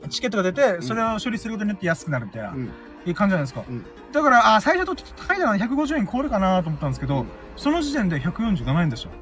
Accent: Okinawa, Japan; なんで俺は沖縄に生まれたんだろうなとか思いながら

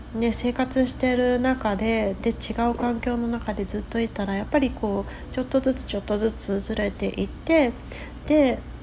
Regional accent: Japan; first language Japanese; also born or lived in West Coast, United States; now in United States

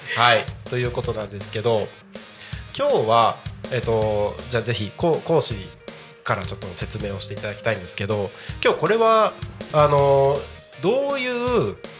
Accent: Takko, Aomori, Japan; moved away; also born or lived in Tako, Chiba; 僕地元が青森県の田子町で

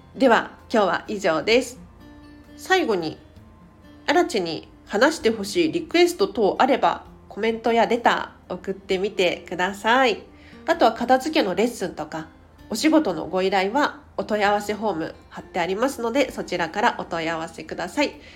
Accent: Tokyo, Japan; 東京生まれ東京育ちで

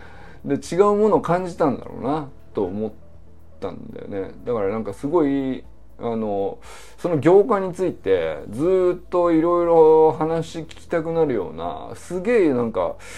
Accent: Niigata, Japan; moved away as an adult; also born or lived in Kyoto; 僕もね新潟出身生まれは京都なんですけどもまあほぼ2歳から18歳までね新潟で育ってる

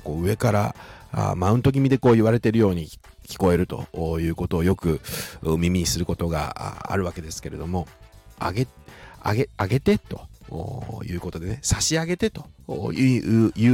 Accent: Shizuoka, Japan; accent: Shizuoka dialect; 静岡人としても嬉しいなというふうに思います

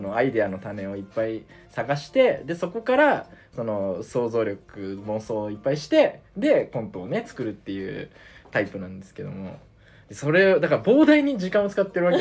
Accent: Saga, Japan; now in Tokyo, Japan; 地元、あの、僕、佐賀なんですけど

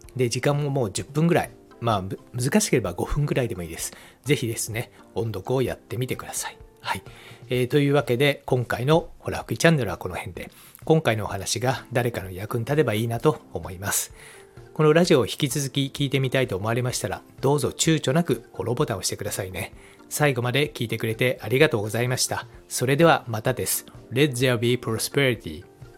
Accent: Japan; first language Japanese; 我々の母国語である日本語ですね

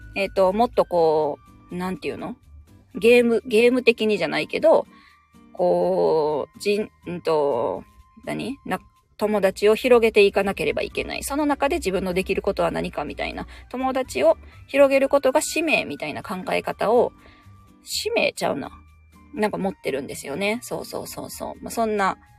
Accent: Osaka, Japan; moved away; 私地元大阪なんですけど、大阪に帰るとですね

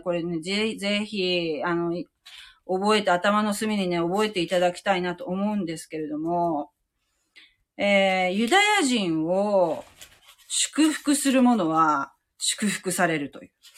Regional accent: Japan

